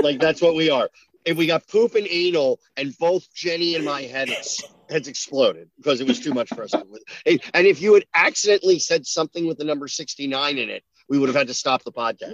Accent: New Jersey, United States; I'm from New Jersey

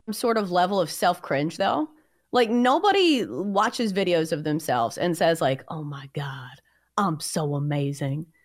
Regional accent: Southern United States, United States; accent: Southern; I'm from the South. So I had yeah. a much stronger Southern accent when I first started doing this

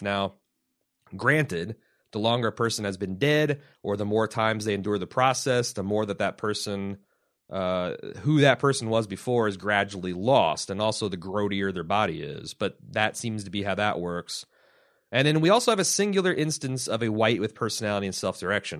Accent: United States; I'm an American

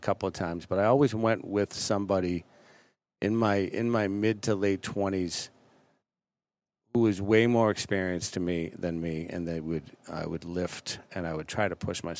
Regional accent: Boston, Massachusetts, United States; I grew up in Boston.

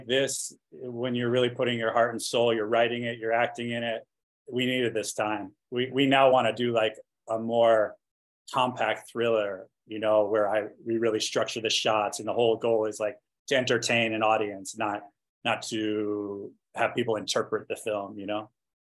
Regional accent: East Coast, United States; I'm from the East Coast, you know, so I don't know much about racial politics.

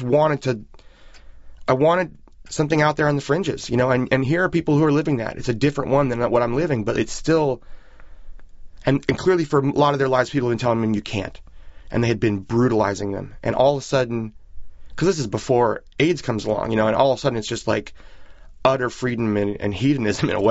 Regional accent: San Francisco, California, United States; growing up in San Francisco at that period

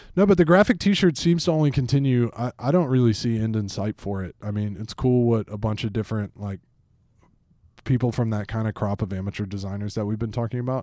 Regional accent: Atlanta, Georgia, United States; I grew up in Atlanta, uh, in football country, and that's my team

